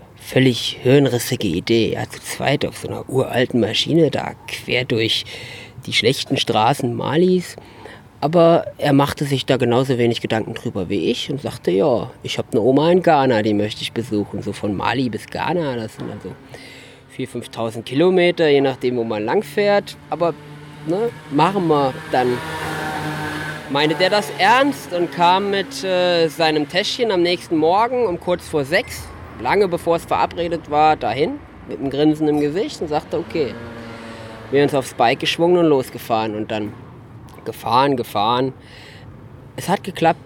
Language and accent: German; Wetzlos, Hesse, Germany; Wetzlos, das ist meine Heimat, seit ich vier Jahre alt bin. Und es ist einfach ein kleines Dorf mit ca. 100 Einwohnern im wunderbaren Haunetal